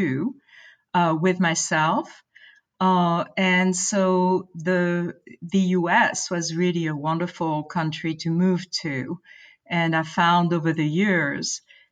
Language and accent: English; France; moved away as an adult; also born or lived in Boston; now in United States; growing up in France